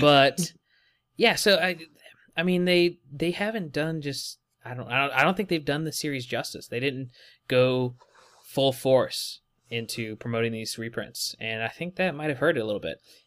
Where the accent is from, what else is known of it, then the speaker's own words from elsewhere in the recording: West Virginia, United States; now in Texas, United States; I'm not from Texas. I live in Texas currently, but I'm from West Virginia.